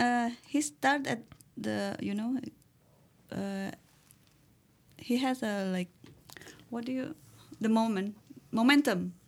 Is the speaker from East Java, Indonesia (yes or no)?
yes; Madiun, East Java, Indonesia; English is a second language; moved away as an adult; I'm, I come from the, from Madiun